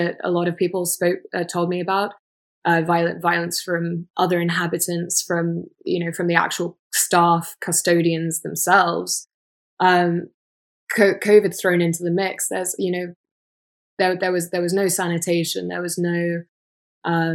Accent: England, United Kingdom; I'm from England

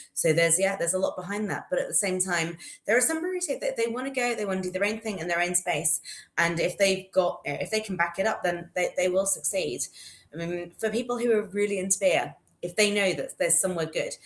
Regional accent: London, United Kingdom; moved away as an adult; now in Austin, United States; I'm from London in the UK and I moved to Austin um, almost exactly four years ago

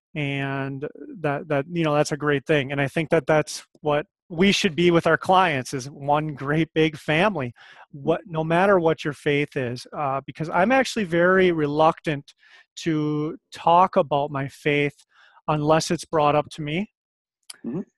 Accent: Winona, Minnesota, United States; I'm from Minnesota originally. Uh, I grew up in uh, rural Minnesota, outside of Winona, Minnesota

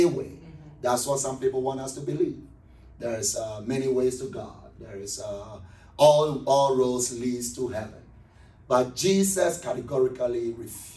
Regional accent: Accra, Greater Accra, Ghana; moved away as an adult; now in Columbus, United States; I'm originally from Ghana, West Africa, from a city called Accra, which is the capital city of Ghana.

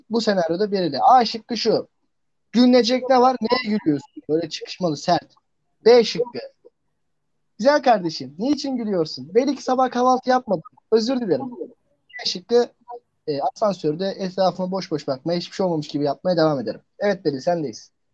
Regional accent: Trabzon, Turkey; Ben Trabzonluyum

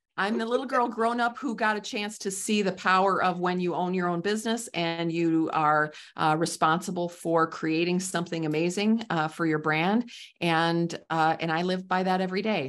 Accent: Midwest, United States; I'm from the Midwest, so I call it pop

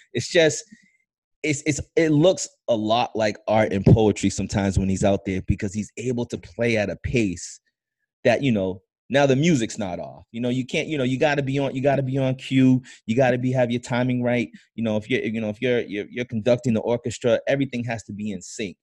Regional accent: Boston, Massachusetts, United States; When I was playing basketball growing up in Boston

